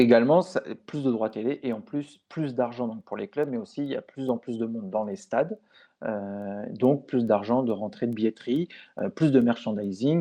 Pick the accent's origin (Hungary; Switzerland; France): France; chez nous en France